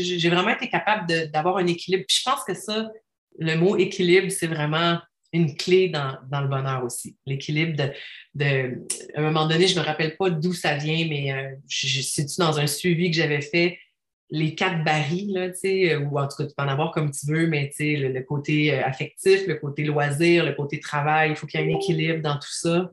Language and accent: French; Quebec City, Quebec, Canada; now in Estrie, Canada; je viens de Québec.